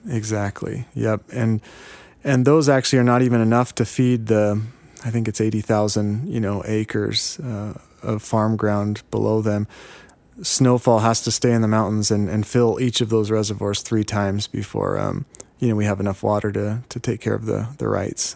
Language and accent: English; Yakima, Washington, United States; I'm from Yakima